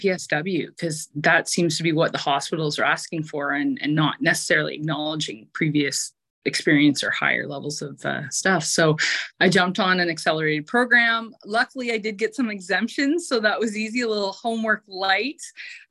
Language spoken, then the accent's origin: English; Eastern Ontario, Canada; I actually had already eyed up working at one of our local hospitals in Eastern Ontario